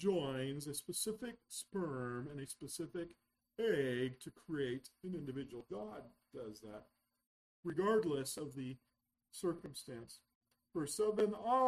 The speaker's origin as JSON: {"language": "English", "town": "Yreka", "region": "California", "country": "United States", "tie": "born or raised there", "said": "I was born over in Yreka, California"}